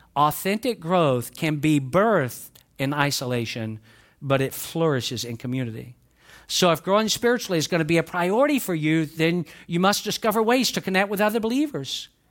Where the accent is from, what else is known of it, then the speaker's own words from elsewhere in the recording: the South, United States; accent: southern; I'm from the South, but I can speak, I can speak quick when I need